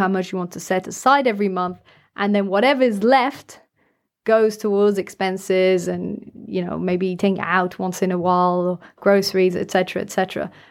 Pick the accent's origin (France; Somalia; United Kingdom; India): France; I grew up in France